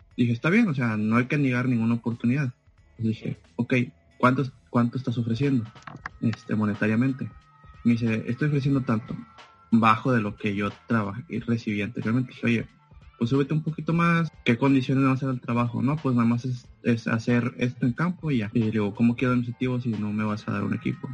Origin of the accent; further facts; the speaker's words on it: Ciudad Victoria, Tamaulipas, Mexico; moved away as an adult; also born or lived in Monterrey, Nuevo León; de aquí de donde soy, Ciudad Victoria, Tamaulipas